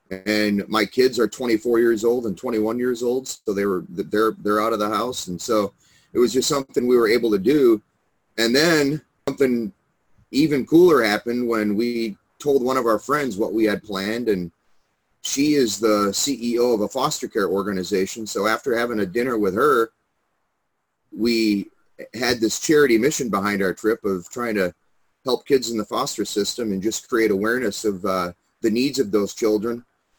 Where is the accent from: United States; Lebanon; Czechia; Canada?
United States; La Crosse, Wisconsin; now in Chicago area, United States; I'm originally from La Crosse, Wisconsin.